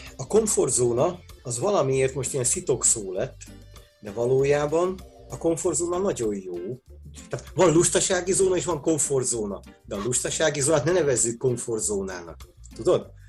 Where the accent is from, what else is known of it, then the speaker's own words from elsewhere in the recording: Budapest, Hungary; Pesti, nekem még a nagyszüleim is pestiek voltak.